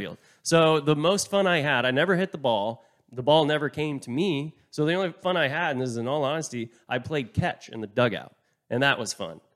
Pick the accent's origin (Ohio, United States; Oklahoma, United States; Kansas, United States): Oklahoma, United States; I'm from Oklahoma